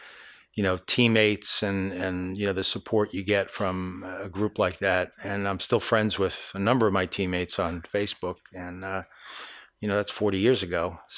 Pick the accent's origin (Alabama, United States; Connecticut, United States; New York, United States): New York, United States; Valley Stream; I was born in New York, Long Island, Valley Stream. Grew up there